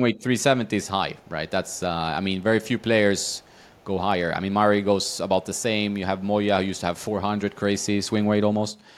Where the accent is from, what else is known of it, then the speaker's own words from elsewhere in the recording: Västerås, Västmanland, Sweden; moved away; I grew up in Sweden, in, uh, Västerås